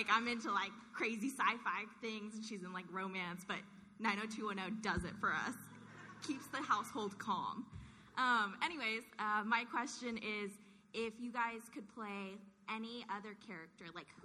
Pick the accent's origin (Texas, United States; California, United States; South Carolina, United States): California, United States; from Orange County.